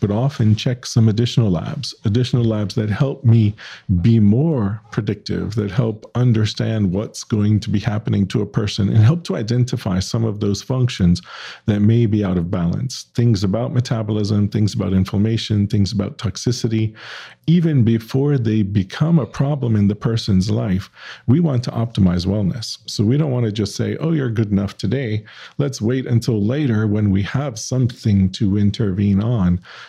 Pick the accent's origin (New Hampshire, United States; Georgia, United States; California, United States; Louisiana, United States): Louisiana, United States; New Orleans